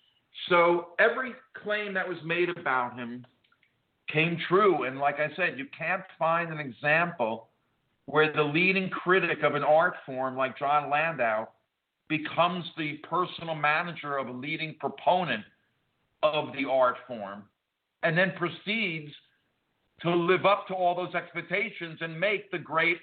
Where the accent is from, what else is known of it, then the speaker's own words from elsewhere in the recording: New Jersey, United States; I was a kid from Jersey, North Jersey.